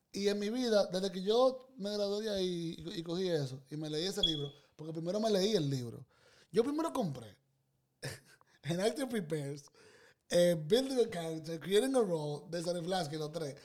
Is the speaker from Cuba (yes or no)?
no; Dominican Republic; moved away as an adult; yo vengo de República Dominicana